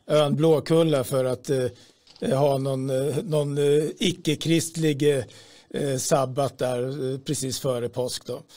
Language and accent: Swedish; Sweden